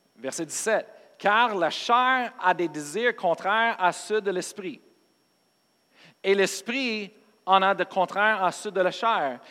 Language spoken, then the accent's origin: French; United States; moved away; je suis américain, pas parce que je suis pasteur